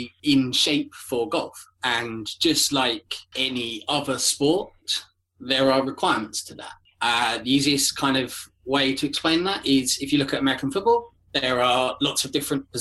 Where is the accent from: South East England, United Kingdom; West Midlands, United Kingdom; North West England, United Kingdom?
South East England, United Kingdom; Kent; I am from Kent, so I am about 20 minutes, half an hour south of London